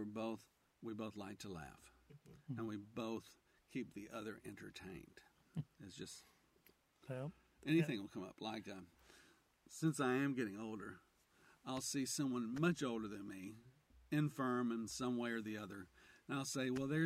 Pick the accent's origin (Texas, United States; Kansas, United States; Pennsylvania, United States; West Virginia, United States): Texas, United States; Arlington; I grew up in Arlington, and I graduated North Texas